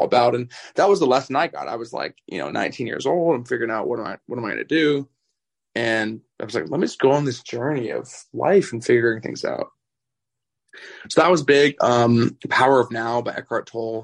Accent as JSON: {"language": "English", "town": "Vancouver", "region": "British Columbia", "country": "Canada", "moved": "as an adult", "lives_now": "Las Vegas, United States", "said": "I'm from Canada originally. I moved out to Las Vegas like 5 or 6 years ago. And over Christmas, I went back to Vancouver"}